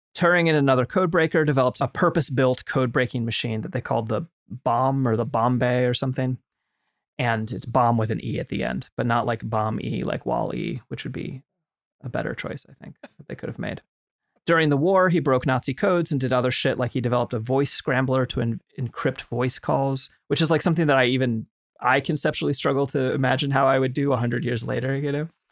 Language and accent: English; United States; just as a white American of Irish descent